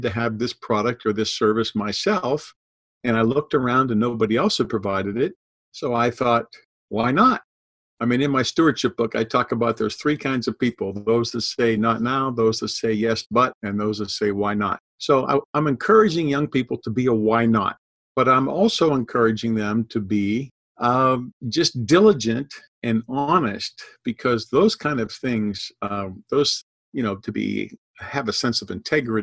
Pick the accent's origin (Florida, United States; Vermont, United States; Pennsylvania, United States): Pennsylvania, United States; Pittsburgh; moved away as an adult; also born or lived in Massachusetts / Georgia; I grew up in Pittsburgh. We have lots of hills in Pittsburgh.